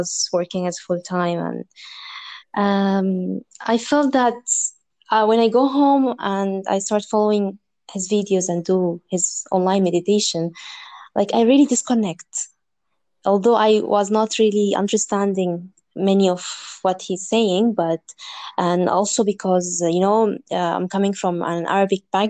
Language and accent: English; Dubai, United Arab Emirates; also born or lived in Egypt; I'm originally from Egypt and I was born and raised in Dubai